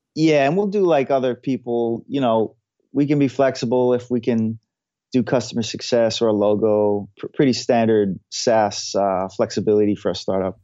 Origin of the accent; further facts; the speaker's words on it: Hawaii, United States; now in San Francisco, United States; I'm from Hawaii. Now I live in San Francisco